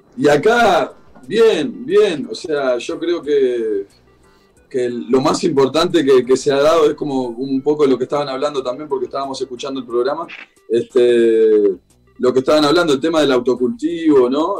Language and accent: Spanish; Salto, Uruguay; now in Montevideo, Uruguay; Yo soy de Salto, al norte de Uruguay, que es más enfrente a Concordia, sí. enfrente a la ciudad de Concordia. Pero hoy por hoy, hace varios años que vivo en Montevideo.